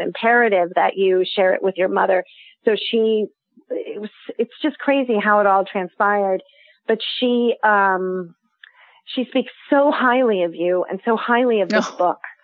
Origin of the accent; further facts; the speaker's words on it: New York City, New York, United States; I'm from New York City and I'm right now in the heart of the Amish country in New Holland, Pennsylvania